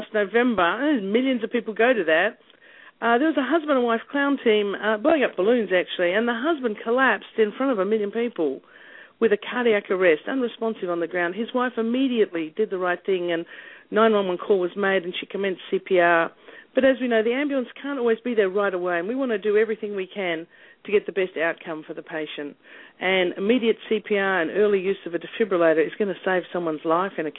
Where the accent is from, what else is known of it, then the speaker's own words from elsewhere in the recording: Australia; moved away as an adult; also born or lived in Harlem, New York / Baltimore; now in New York, United States; I'm originally from Australia